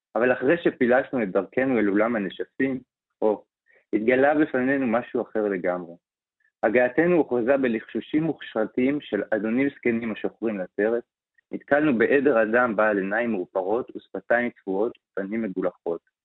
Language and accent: Hebrew; Israel; אנחנו חיים וגדלנו בתור ישראלים